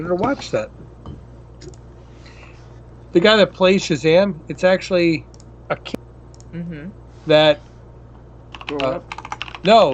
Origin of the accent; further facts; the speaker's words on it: New York City, New York, United States; I'm from Queensbridge